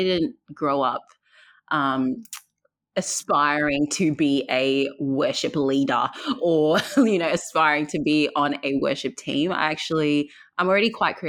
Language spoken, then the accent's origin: English; Perth, Western Australia, Australia; also born or lived in Zambia; born in Zambia. I moved to Perth when I was 9 years old. I've lived here since